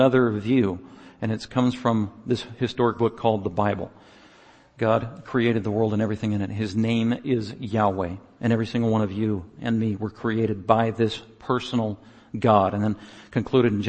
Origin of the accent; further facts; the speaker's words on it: United States; I was from America